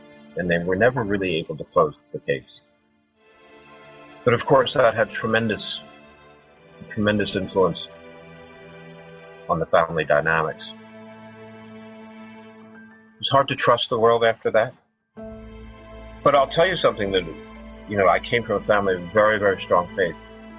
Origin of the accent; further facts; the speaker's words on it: Havertown, Pennsylvania, United States; born there; also born or lived in Michigan; So I was born in Philadelphia, actually a little tiny town on the outskirts of Philadelphia called Havertown. And then we moved out to Michigan.